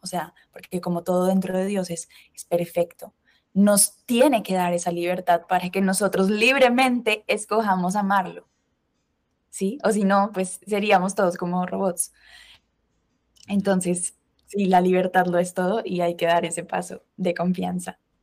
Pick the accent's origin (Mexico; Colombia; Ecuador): Colombia; moved away as an adult; also born or lived in Spain / United States; now in Madrid, Spain; soy colombiana, pero estudié mi carrera diseño industrial en España